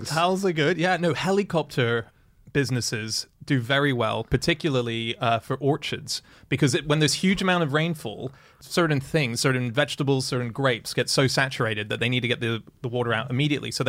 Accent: Hong Kong; moved away; I grew up in Hong Kong, which was all humid

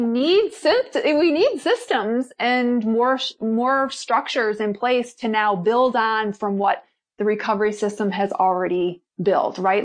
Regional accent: Milwaukee, Wisconsin, United States; I'm originally from Milwaukee, Wisconsin

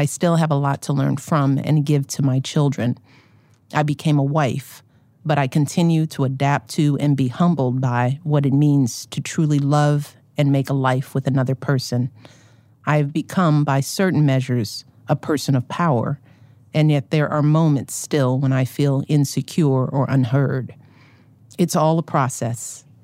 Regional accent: Chicago, Illinois, United States; as a Chicagoan

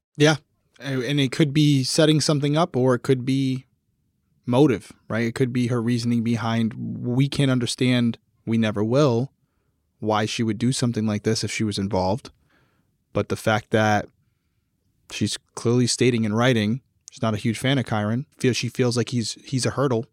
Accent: Rhode Island, United States; I'm from Rhode Island.

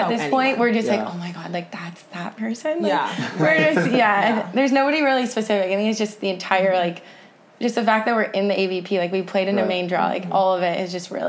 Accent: Hermosa Beach, California, United States; I grew up in Hermosa, and then my parents moved to Manhattan when I was in high school.

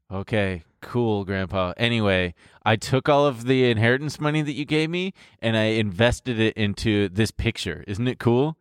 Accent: Long Beach, California, United States; My hometown, Long Beach

